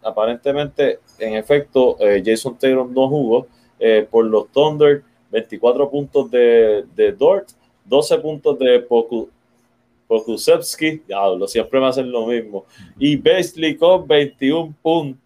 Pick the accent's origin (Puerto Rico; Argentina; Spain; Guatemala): Puerto Rico; Como boricua